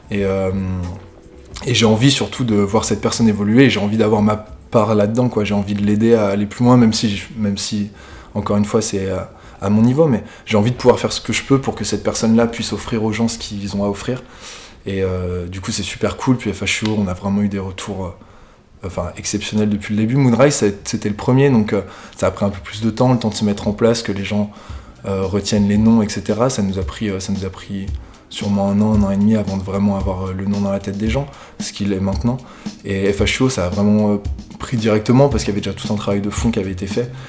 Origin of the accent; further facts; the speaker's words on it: Lyon, Auvergne-Rhône-Alpes, France; voilà, je viens de Lyon, ça fait pas mal de temps que ça fait pas mal de temps que j'évolue dans la musique